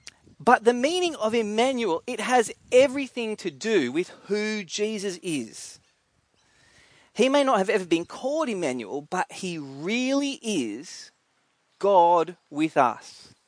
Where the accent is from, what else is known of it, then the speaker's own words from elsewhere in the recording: Scotland, United Kingdom; it tells you that I am a Scottish defender of the people.